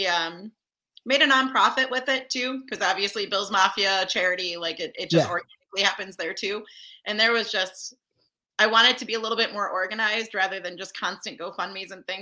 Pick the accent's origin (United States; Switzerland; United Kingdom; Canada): United States; Orchard Park, New York; I was born and raised in Orchard Park, a couple miles from the stadium